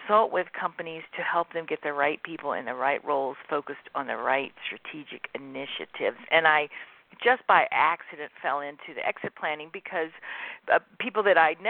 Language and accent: English; Mississippi, United States; moved away as an adult; now in Phoenix, United States; I grew up in Mississippi, where I'm a fifth-generation entrepreneur